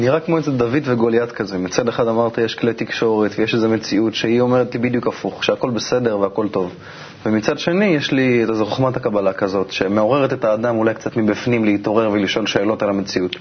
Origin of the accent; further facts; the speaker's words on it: Israel; אני כישראלי שחי היום במדינה